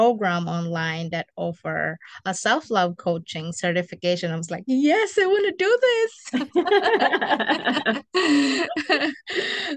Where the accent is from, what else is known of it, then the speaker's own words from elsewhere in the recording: Philippines; moved away as an adult; now in United States; I'm from the Philippines, and I came here in the U.S. in 2013.